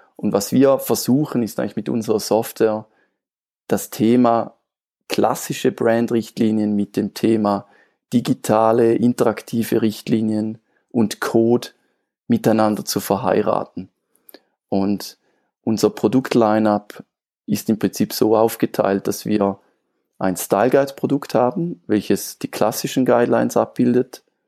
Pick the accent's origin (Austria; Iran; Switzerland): Switzerland; ich komme aus der Schweiz.